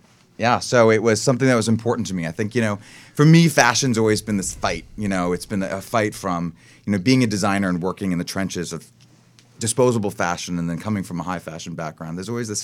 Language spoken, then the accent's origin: English; Sayville, New York, United States; accent: Long Island; moved away as an adult; I grew up in the East End of Long Island. I'm a New Yorker. Been out here for 18 years.